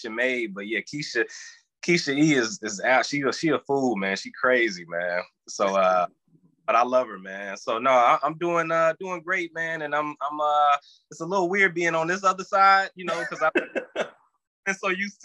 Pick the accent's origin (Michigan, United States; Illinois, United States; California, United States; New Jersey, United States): Michigan, United States; Detroit; moved away as an adult; also born or lived in India / Arizona / Los Angeles; moving back here to Detroit, Michigan, my hometown